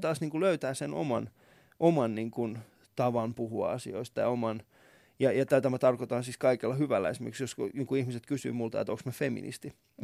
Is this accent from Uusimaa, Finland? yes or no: yes; Vantaa, Uusimaa, Finland; mä oon ollut äh, Havukallion alaasteella ja Havukosken yläasteella. Ja sit mä oon, kyllä, ja mä oon Koivukylän tuossa lukiossa käynyt